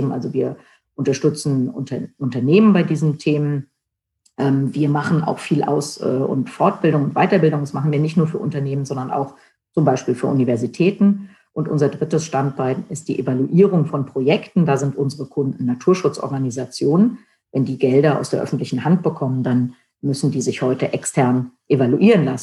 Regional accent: Germany; den wichtigsten äh, Schritt in äh, meinem Heimatland äh, versäumt, denn während der deutschen Wiedervereinigung, während des Falls der Mauer war ich nicht in Deutschland, sondern in den USA

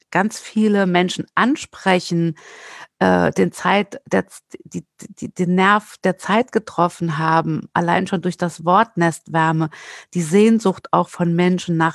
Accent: Saarland, Germany; ich bin ja Saarländerin und wer Saarländer kennt, weiß, dass die gerne campen, zelten und nach Südfrankreich fahren.

